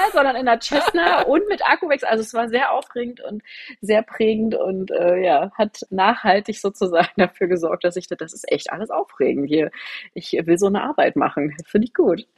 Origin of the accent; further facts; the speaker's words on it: Potsdam, Brandenburg, Germany; Ich bin in Potsdam groß geworden